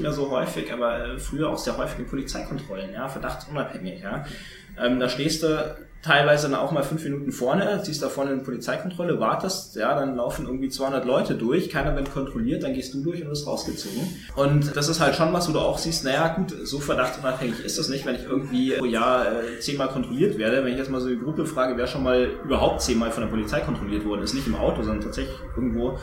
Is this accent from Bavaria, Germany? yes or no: yes; Tegernsee, Bavaria, Germany; also born or lived in Munich